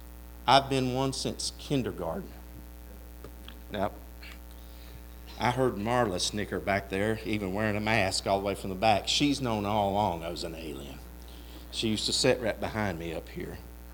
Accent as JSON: {"language": "English", "region": "Kentucky", "country": "United States", "tie": "born or raised there", "also_born_or_lived": "Ohio", "said": "my parents decided they wanted to move back to Kentucky. Because I don't tell everybody this, I was born in Ohio."}